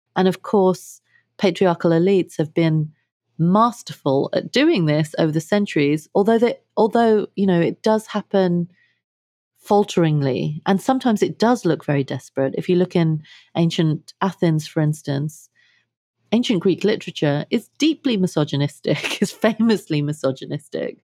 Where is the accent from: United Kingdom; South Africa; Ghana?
United Kingdom; London; moved away as an adult; also born or lived in India; now in United States; I grew up in London. Uh, my family is of Indian heritage